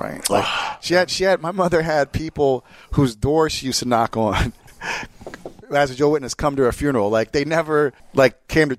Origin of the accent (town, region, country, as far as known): Jersey Shore, New Jersey, United States; born or raised there; moved away; also born or lived in California